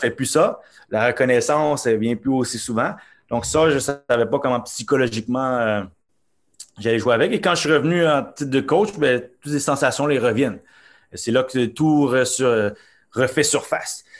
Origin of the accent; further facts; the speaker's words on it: Montreal, Quebec, Canada; also born or lived in Norway; je suis né à Montréal et euh, mes parents sont d'origine haïtienne